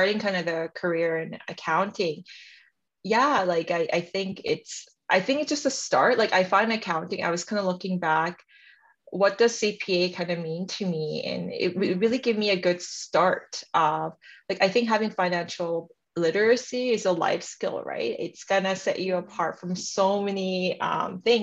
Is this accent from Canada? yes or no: yes; Canada; also born or lived in South Korea; I'm Korean Canadian, and … is the name I gave myself when I came to Canada